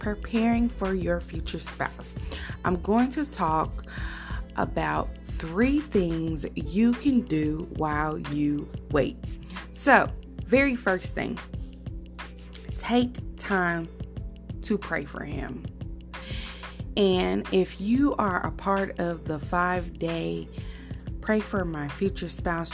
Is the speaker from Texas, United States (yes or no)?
no; Decatur, Illinois, United States; moved away; I went to Decatur, Illinois, which is my hometown